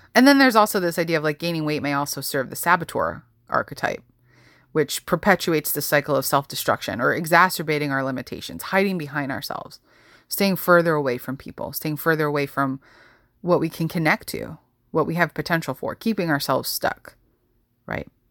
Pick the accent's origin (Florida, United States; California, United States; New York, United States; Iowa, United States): New York, United States; growing up in New York